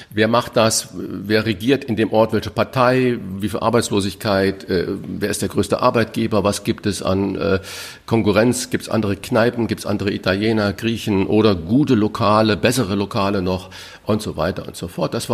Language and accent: German; Saarland, Germany; Mein Sprachfehler, ich bin halt Saarländer und ähm, das CH ist sch Immer.